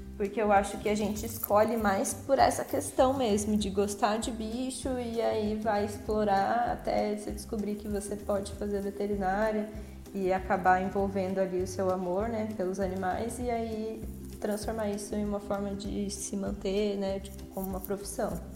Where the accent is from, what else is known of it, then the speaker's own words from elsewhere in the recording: São José dos Campos, São Paulo, Brazil; eu sou de São José dos Campos, nascida e criada aqui no estado de São Paulo